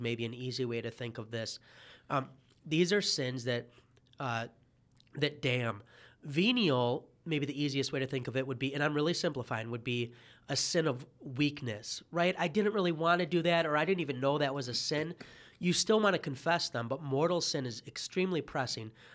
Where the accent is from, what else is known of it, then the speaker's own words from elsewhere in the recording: Detroit, Michigan, United States; As a Detroiter